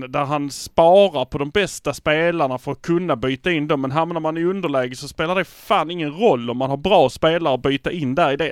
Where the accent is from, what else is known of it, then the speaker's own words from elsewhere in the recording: Malmö, Skåne, Sweden; vi är från Malmö